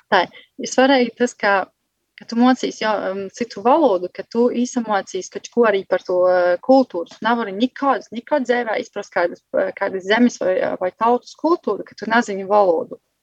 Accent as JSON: {"language": "Latvian", "area": "Vecmokas", "region": "Latgale", "country": "Latvia", "also_born_or_lived": "Galēni", "moved": "as an adult", "lives_now": "Germany", "said": "es nāku no Vudsmaižas"}